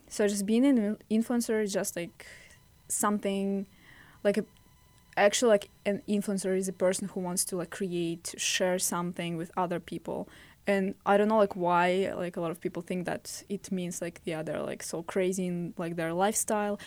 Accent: Russia; English is a second language; now in United States; I'm from Russia.

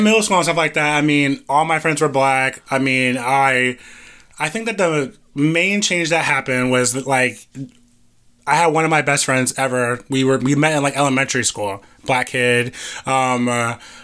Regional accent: Orlando, Florida, United States; I grew up in Metro West. I went to Gotha. I went to Olympia.

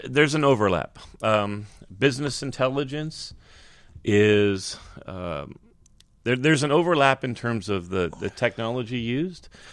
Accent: California, United States; in California, that, which is, that, that's my home state

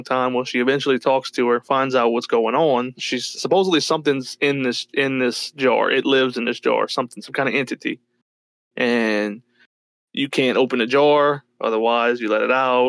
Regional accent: United States; we were born in fucking Western world over here in the United States

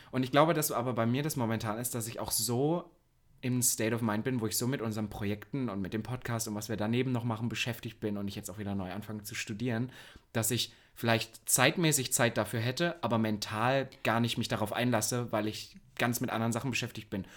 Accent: Halle, Saxony-Anhalt, Germany; moved away; in meiner Heimat

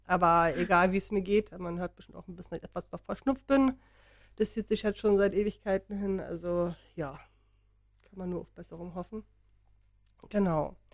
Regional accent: Berlin, Germany; wir bin halt Berlinerin.

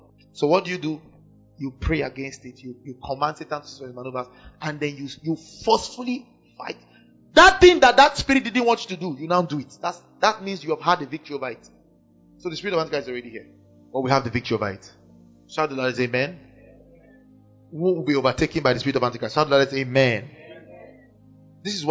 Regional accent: Kano, Kano State, Nigeria; I grew up in Kano

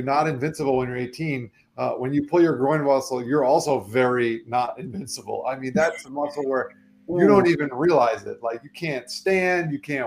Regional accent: South Florida, United States; also born or lived in New York; I was born in New York, but I moved to Florida when I was 3 years old. And okay. So I'm pretty much a Floridian

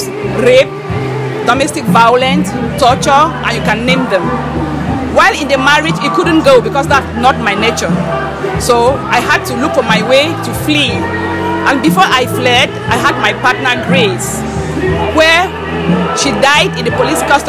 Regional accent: Cameroon; moved away as an adult; now in United Kingdom; I'm from Cameroon

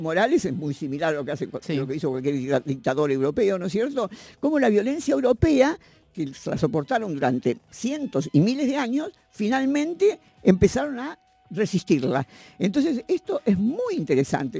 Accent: Argentina

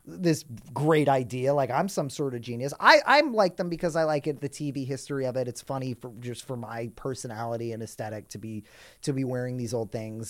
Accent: New York City, New York, United States; I grew up in New York City

